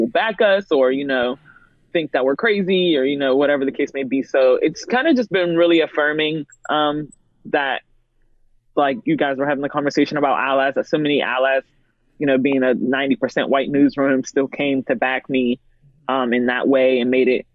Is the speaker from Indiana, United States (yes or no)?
no; Pittsburgh, Pennsylvania, United States; I've grown up in Pittsburgh where it's been very segregated. I'm from Penn Hills